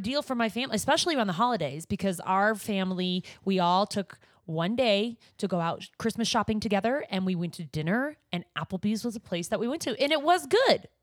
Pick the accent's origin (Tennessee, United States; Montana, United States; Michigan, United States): Montana, United States; moved away; growing up in Montana, uh, back when I did grow up in Montana, not recently